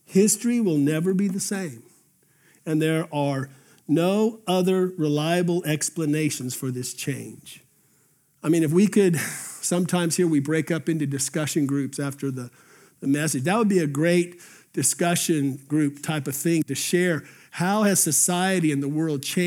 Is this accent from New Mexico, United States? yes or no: yes; Albuquerque, New Mexico, United States; as a junior in high school in Albuquerque, New Mexico